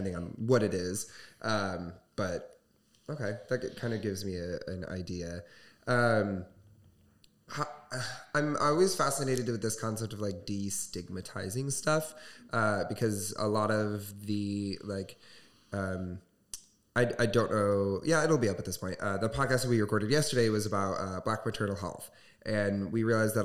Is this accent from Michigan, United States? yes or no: yes; Southwest Michigan, United States; growing up in Southwest Michigan